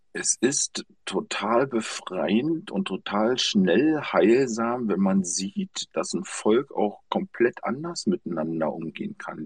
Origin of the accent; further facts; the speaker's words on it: GDR, East Germany, Germany; ich bin in der DR groß geworden